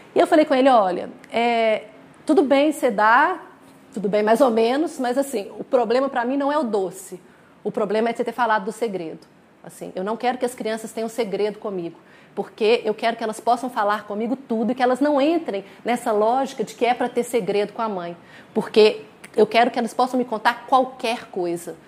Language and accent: Portuguese; Minas Gerais, Brazil; nós somos de Minas